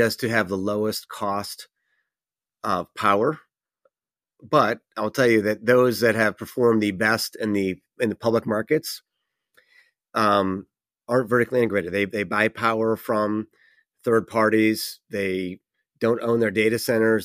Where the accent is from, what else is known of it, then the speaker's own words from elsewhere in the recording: New York, United States; my home state of New York